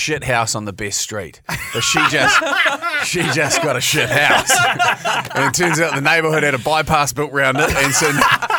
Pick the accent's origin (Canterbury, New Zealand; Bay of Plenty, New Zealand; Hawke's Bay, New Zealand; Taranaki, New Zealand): Bay of Plenty, New Zealand; Mount Maunganui; moved away as an adult; now in Auckland, New Zealand; Like, I'm being from the Mount.